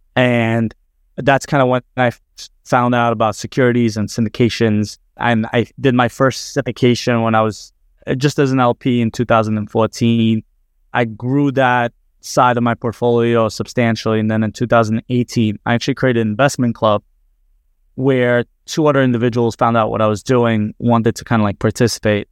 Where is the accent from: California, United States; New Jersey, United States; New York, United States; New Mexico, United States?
New Jersey, United States; I'm from New Jersey